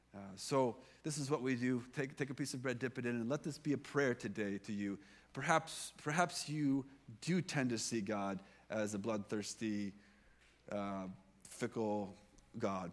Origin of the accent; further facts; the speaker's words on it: United States; moved away; I come from the United States